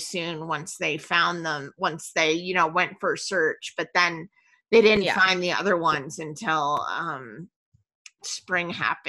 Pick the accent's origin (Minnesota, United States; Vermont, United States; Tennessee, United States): Vermont, United States; now in Texas, United States; I grew up in Vermont, so you're not impressing me much. Grew up in New England, man. It's snow drifts taller than me.